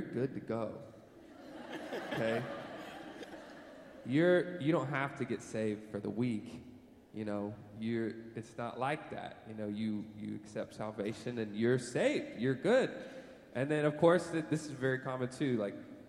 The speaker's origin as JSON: {"language": "English", "country": "United States", "tie": "born or raised there", "said": "I was born in America"}